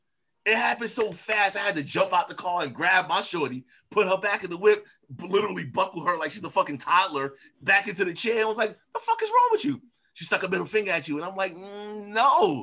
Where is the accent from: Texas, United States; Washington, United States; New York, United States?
New York, United States; New York City; I'm from New York City. I'm a Queens kid